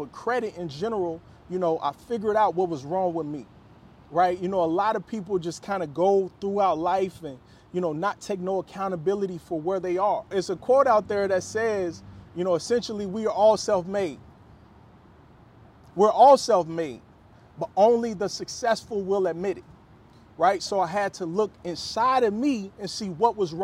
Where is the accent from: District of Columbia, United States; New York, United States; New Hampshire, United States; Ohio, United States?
Ohio, United States; Cincinnati; moved away as an adult; also born or lived in Chicago, Illinois; I'm originally from Cincinnati, Ohio.